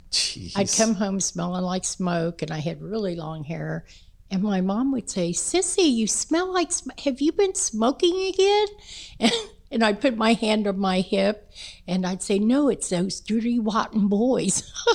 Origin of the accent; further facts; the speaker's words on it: Kansas City, Kansas, United States; Oh, we moved out to 81st Street then in Wyandotte County.